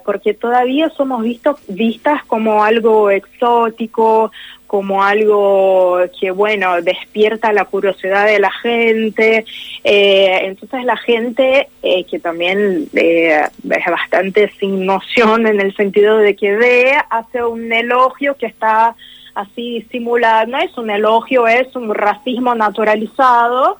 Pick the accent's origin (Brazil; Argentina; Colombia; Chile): Brazil; yo soy de Brasil